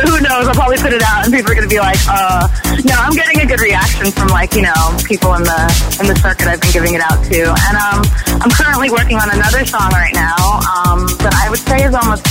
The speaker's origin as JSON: {"language": "English", "region": "New York", "country": "United States", "tie": "born or raised there", "said": "I'm born and raised in New York"}